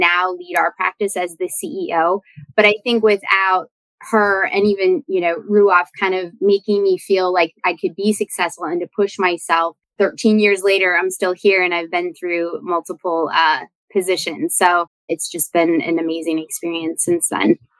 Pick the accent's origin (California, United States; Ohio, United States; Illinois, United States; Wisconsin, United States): Wisconsin, United States; moved away; that is my home state